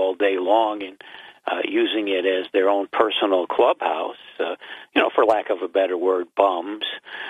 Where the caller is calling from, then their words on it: Binghamton, New York, United States; I'm …, and I'm in Binghamton, but I'm facing west.